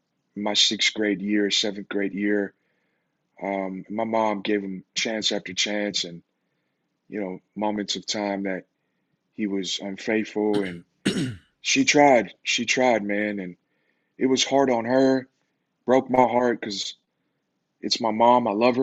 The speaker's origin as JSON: {"language": "English", "town": "Las Vegas", "region": "Nevada", "country": "United States", "tie": "born or raised there", "said": "And so, yeah, man, so you can imagine growing up in Vegas, super fast. The life is fast in Vegas."}